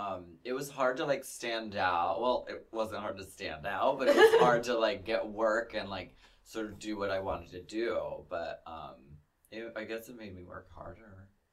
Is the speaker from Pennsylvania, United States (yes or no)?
yes; Pennsylvania, United States; I felt so much like that because I came from Pennsylvania